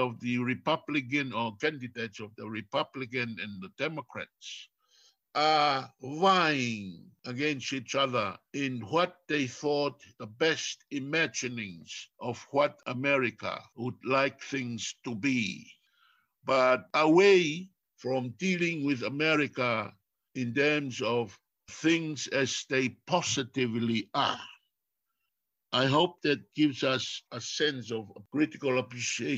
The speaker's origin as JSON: {"language": "English", "country": "Tonga", "first_language": "Tongan", "second_language": "English", "said": "I am Tongan, and Tongan is my first language"}